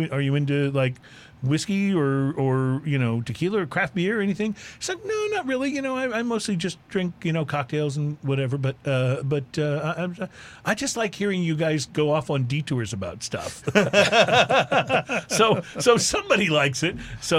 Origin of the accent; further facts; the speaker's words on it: Texas, United States; also born or lived in Philadelphia; now in Houston, United States; I lived in Philadelphia. And they're convinced that's their big rivalry is them in Dallas. I'm like, no, I grew up in Texas.